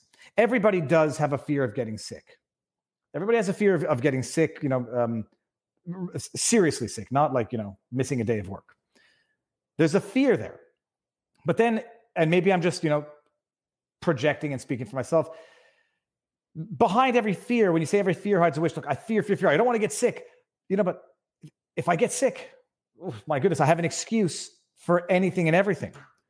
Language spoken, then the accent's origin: English; Florida, United States; I grew up in Florida.